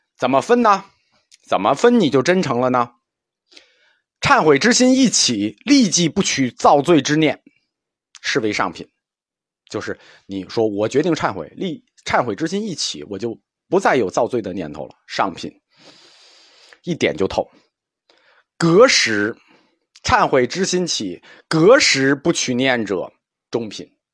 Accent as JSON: {"language": "Chinese", "country": "China", "said": "我们中国人终极的， 可以期待的美好世界"}